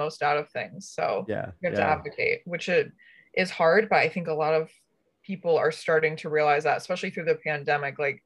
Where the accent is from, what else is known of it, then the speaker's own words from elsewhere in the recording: Connecticut, United States; I'm from Connecticut.